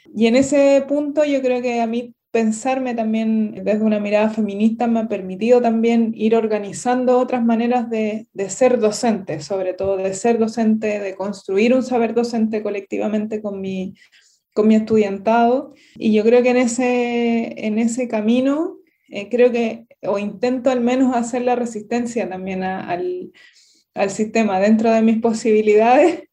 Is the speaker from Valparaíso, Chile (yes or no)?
no; Santiago, Santiago Metropolitan Region, Chile; moved away; also born or lived in southern Chile; yo soy de Santiago, que es la, región metropolitana de Chile